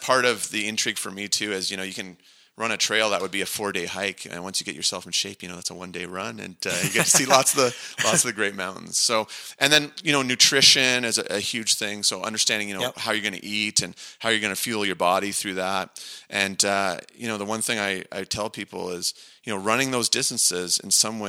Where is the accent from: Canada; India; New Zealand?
Canada; Niagara Falls, Ontario; I grew up just outside Niagara Falls